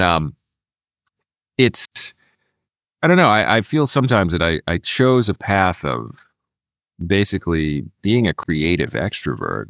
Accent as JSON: {"language": "English", "town": "Philadelphia", "region": "Pennsylvania", "country": "United States", "tie": "born or raised there", "moved": "yes", "said": "I'm a Philadelphia boy, born and raised in Philadelphia"}